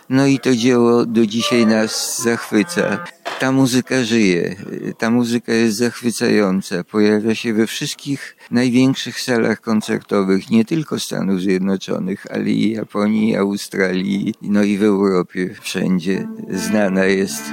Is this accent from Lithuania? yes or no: yes; Vilnius, Vilnius County, Lithuania; now in Kraków, Poland; pochodzę z Wilna, jeszcze zdążyłem się urodzić